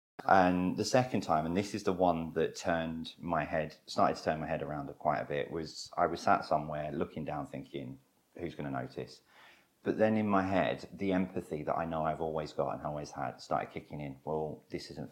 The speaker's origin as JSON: {"language": "English", "region": "London", "country": "United Kingdom", "tie": "born or raised there", "said": "I'm born and bred London. You know, I was born and raised in Wimbledon Park, beautiful area"}